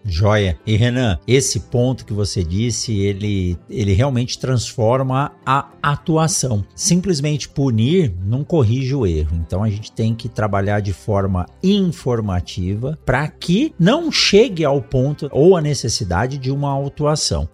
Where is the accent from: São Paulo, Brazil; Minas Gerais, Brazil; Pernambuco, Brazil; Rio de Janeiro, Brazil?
São Paulo, Brazil; eu nasci em São Paulo